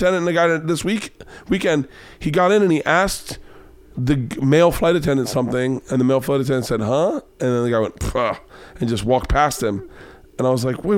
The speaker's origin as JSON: {"language": "English", "region": "the South", "country": "United States", "tie": "born or raised there", "said": "I grew up in the South."}